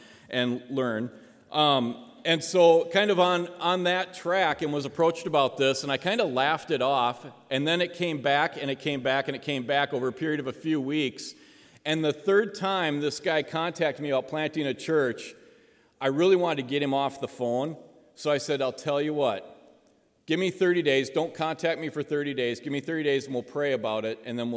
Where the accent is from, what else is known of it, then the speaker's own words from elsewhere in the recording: Spearfish, South Dakota, United States; I am from Spearfish, South Dakota